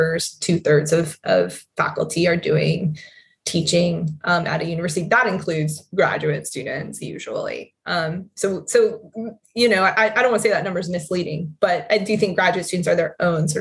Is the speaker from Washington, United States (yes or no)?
no; Carson City, Nevada, United States; also born or lived in Madrid, Spain; I grew up in Carson City, Nevada, a very small town, capital city of Nevada